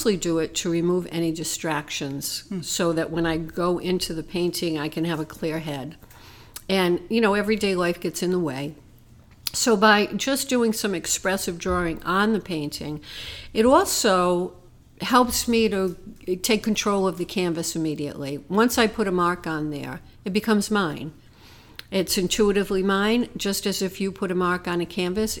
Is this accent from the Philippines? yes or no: no; Providence, Rhode Island, United States; also born or lived in Bonita Springs, Florida; I grew up in Providence, Rhode Island